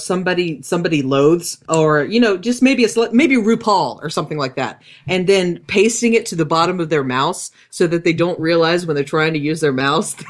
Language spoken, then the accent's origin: English; the South, United States; I'm from the South